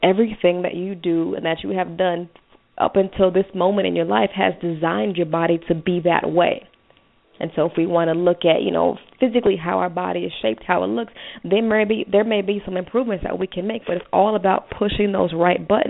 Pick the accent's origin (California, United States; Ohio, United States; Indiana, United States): Ohio, United States; Cincinnati; I'm from Cincinnati, Ohio, so, you know, going into high school in Cincinnati